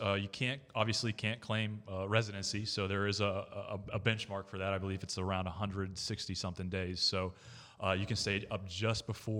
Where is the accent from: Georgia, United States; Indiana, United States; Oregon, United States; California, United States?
Georgia, United States; born there; also born or lived in Maine / Florida; I currently live in Melbourne, so I do commute to the port. But I was born in Georgia and actually lived in Maine for about 7 years as well. But there's no place like Florida.